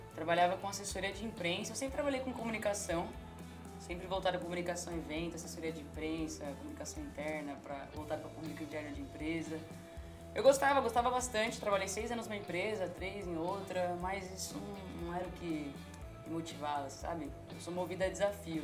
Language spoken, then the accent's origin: Portuguese; Brazil; moved away as an adult; now in San Diego, United States; lá no Brasil eu não tenho condições nenhuma, assim, pra ser bem sincera. É tipo, mano, eu sou da favela, favela mesmo